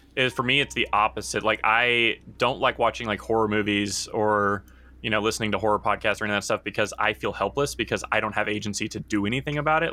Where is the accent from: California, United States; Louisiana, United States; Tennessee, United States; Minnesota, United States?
Tennessee, United States; Nashville; I grew up in Nashville